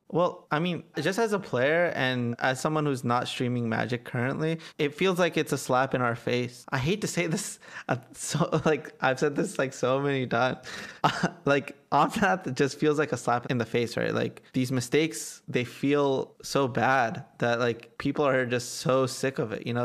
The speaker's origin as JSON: {"language": "English", "town": "Atlanta", "region": "Georgia", "country": "United States", "said": "I'm from Atlanta"}